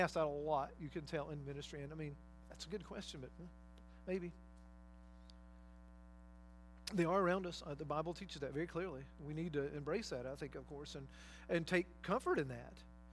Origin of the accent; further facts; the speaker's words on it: North Georgia, United States; moved away; I worked in prison ministry when I lived in Georgia many years ago for, I guess, 2 or 3 years through Prison Fellowship, Chuck Colson's ministry, there in my hometown and in different places in North Georgia